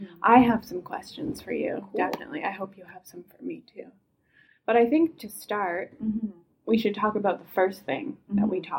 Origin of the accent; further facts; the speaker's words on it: Canada; I am a Canadian queer woman based in Nova Scotia